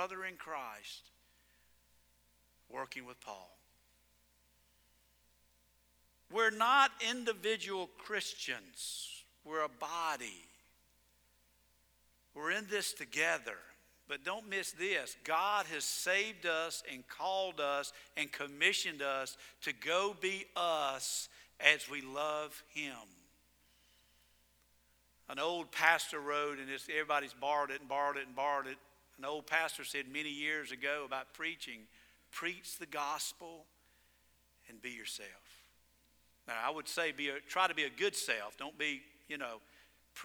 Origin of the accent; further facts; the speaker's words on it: Georgia, United States; I am from Georgia.